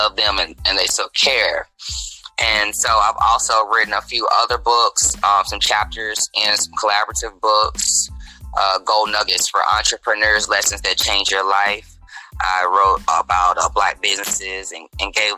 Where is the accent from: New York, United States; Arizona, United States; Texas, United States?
Texas, United States; Dallas; moved away; also born or lived in St. Louis, Missouri; I am born and raised in Dallas, Texas. Spent a considerable time in St. Louis, Missouri